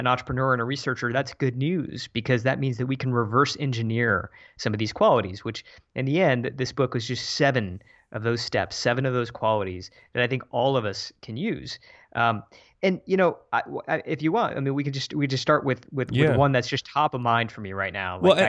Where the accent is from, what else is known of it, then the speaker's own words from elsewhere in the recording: Midwest, United States; we're both from the Midwest originally, and we just set up this new life for ourselves.